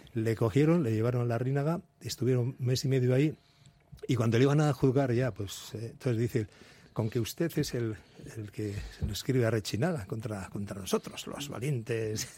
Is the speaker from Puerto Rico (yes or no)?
no; Spain; yo soy, ya sabéis, de Nuri